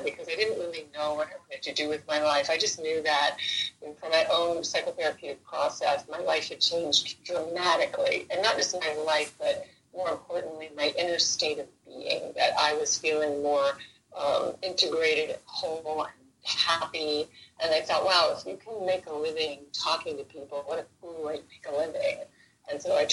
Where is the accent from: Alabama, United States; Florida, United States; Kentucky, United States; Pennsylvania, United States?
Florida, United States; Central East Coast; now in Los Angeles, United States; I'm originally from Florida. The Central East Coast, where the rockets used to go off into space